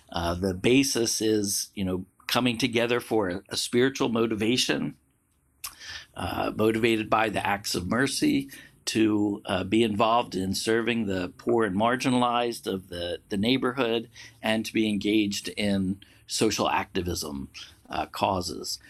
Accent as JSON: {"language": "English", "area": "outside of Philadelphia", "region": "Pennsylvania", "country": "United States", "tie": "born or raised there", "also_born_or_lived": "China", "moved": "as an adult", "said": "I was born and raised outside of Philadelphia"}